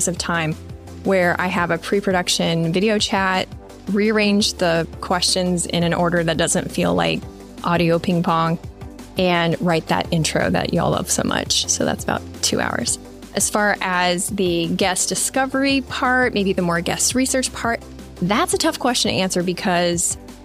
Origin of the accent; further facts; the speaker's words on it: Midwest, United States; growing up in the Midwest